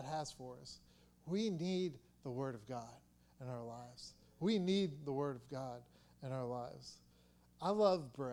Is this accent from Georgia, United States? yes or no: yes; Atlanta, Georgia, United States; I'm from Atlanta, from the south